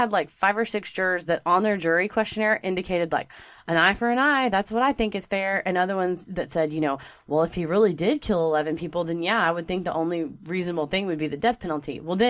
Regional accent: Texas, United States; And it's because we're from Texas.

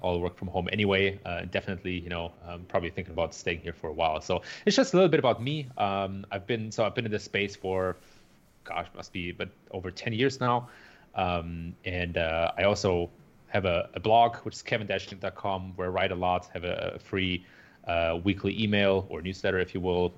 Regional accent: Germany; moved away as an adult; also born or lived in San Francisco Bay Area, United States; now in Chicago, United States; I was originally born and raised in Germany.

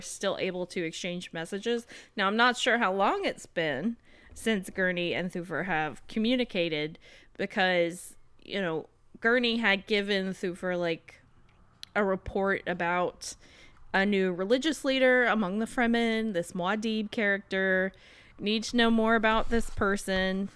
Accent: South Carolina, United States; I'm from South Carolina.

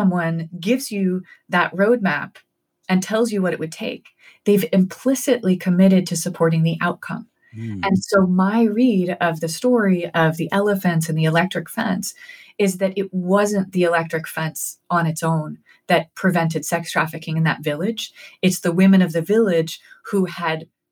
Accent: New Haven, Connecticut, United States; my hometown of New Haven

